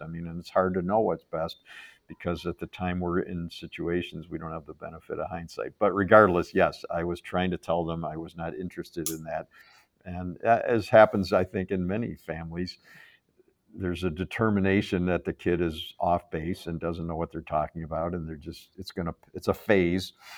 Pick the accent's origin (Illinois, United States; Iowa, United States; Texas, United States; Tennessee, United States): Illinois, United States; Chicago; moved away as an adult; now in Ann Arbor, United States; I grew up in Chicago.